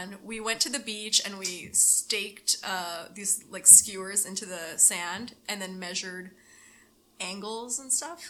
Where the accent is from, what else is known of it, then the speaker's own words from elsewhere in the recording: Inglewood, California, United States; I grew up in Inglewood too